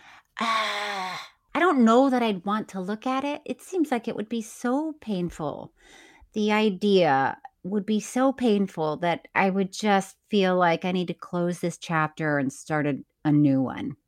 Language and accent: English; Florida, United States; moved away; I'm from Florida.